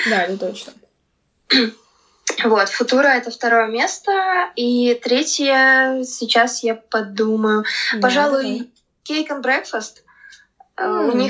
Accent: Saint Petersburg, Russia; я родилась {S1} в Петербурге и а. э, всю жизнь в нем прожила.

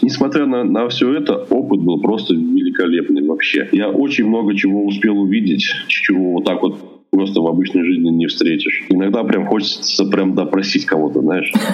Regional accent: Russia; moved away as an adult; now in Yekaterinburg, Russia; я сам родом не из Екатеринбурга, а из маленького закрытого города

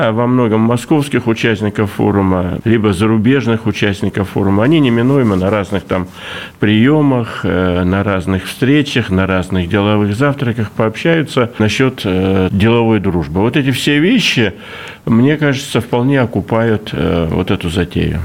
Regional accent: Russian Far East, Russia; как дальневосточник всю жизнь живу

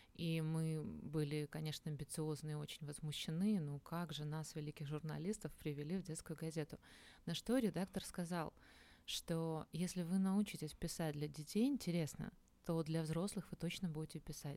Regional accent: Minsk, Belarus; moved away; я сама родом из Минска

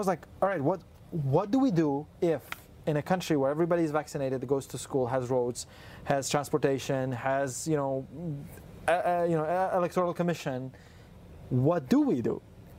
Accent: Uzbekistan; I'm from Uzbekistan

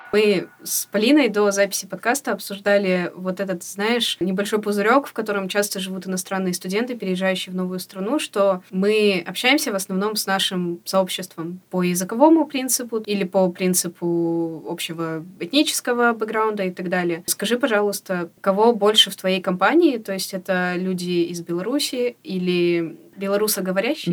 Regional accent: Kyrgyzstan; moved away as an adult; Я родилась и выросла выросла в Кыргызстане

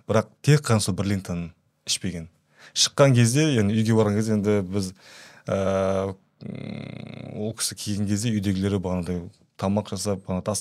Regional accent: Kazakhstan; енді қазақпыз ғой бәрібір

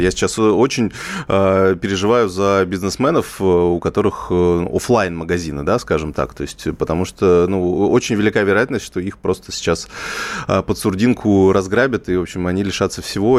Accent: Kazakhstan; moved away; сам родом из Казахстана, э, представитель среднего ЖУЗа

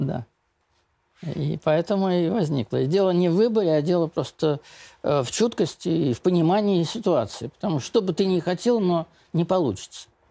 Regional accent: Zlatoust, Chelyabinsk Oblast, Russia; мы с Урала из одного города, ну, из Златоуста

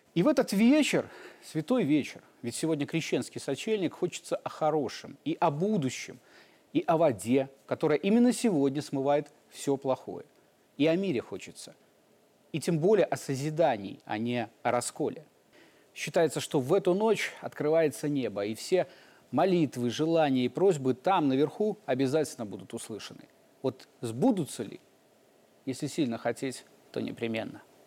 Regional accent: Belarus; мы, белорусы

